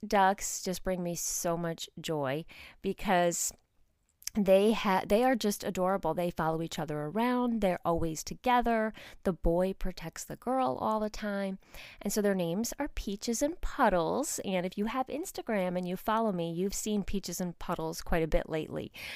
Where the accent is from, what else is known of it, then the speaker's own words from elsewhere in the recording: outside of New York City, United States; moved away as an adult; I grew up outside of New York City